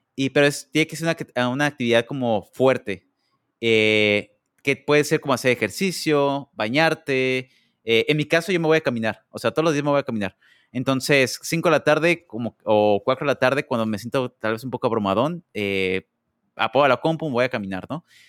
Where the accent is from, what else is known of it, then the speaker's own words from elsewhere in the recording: Mexico; now in United States; soy el único mexicano